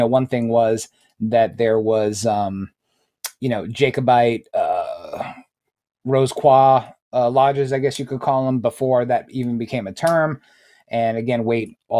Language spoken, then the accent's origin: English; New York, United States; moved away; When I grew up in New York, New York is my area of New York was very either Roman Catholic or Jewish